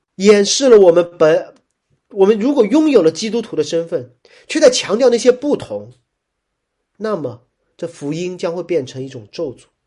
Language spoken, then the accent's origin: Chinese; Shanghai, China; 我是上海人